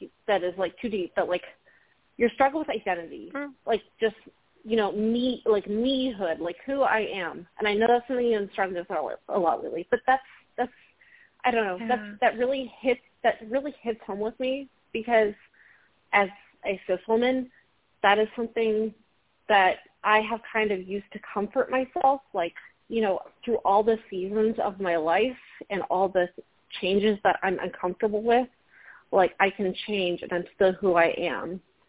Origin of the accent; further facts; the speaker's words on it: Virginia, United States; I'm from Northern Virginia.